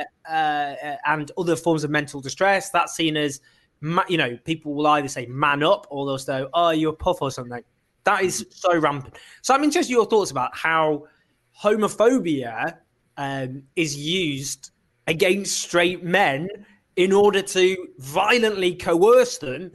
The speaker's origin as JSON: {"language": "English", "town": "Stockport", "region": "North West England", "country": "United Kingdom", "tie": "born or raised there", "said": "I grew up in Stockport"}